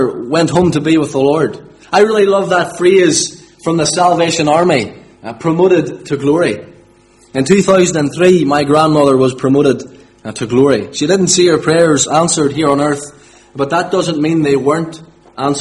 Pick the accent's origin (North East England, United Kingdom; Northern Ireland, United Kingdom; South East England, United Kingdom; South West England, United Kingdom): Northern Ireland, United Kingdom; Limavady; I'm from Limavady, born and bred.